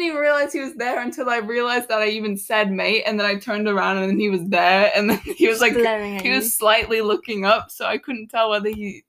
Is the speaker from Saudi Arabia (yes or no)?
no; United States; as an American